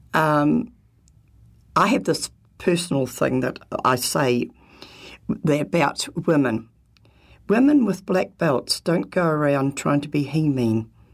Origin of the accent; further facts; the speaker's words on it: New Zealand; being a typical Kiwi